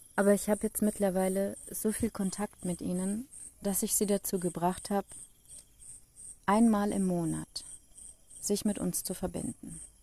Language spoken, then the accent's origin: German; Germany; Ich komme aus Deutschland